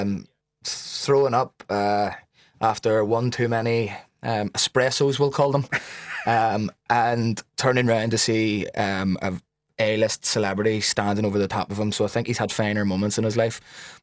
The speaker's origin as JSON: {"language": "English", "town": "Belfast", "region": "Northern Ireland", "country": "United Kingdom", "said": "we're both from West Belfast"}